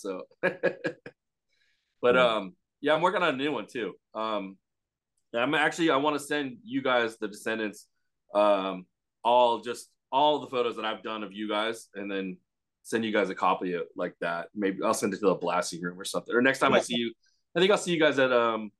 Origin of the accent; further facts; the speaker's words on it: Pomona, California, United States; No, I'm from Pomona. Okay. I'm over here by the glass house.